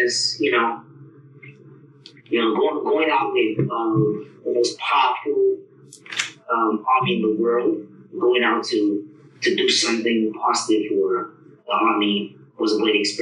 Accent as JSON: {"language": "English", "country": "Nigeria", "moved": "yes", "lives_now": "United States", "said": "my origin is Nigeria. I'm proud to be Nigerian."}